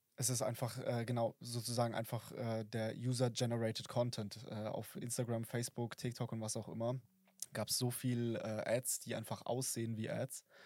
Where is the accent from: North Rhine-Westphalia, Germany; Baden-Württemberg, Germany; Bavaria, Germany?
Bavaria, Germany; Oberstdorf; also born or lived in Fischen; ich komme aus dem äh, aus Oberstdorf